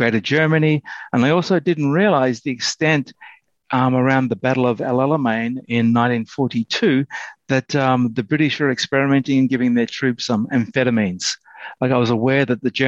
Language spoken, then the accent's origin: English; Australia; I grew up in Australia with a lot of ex-soldiers refusing to talk about the war